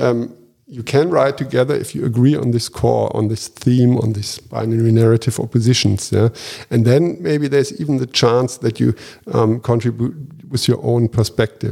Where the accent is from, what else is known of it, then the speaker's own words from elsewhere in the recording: Japan; moved away; I was born and raised in Japan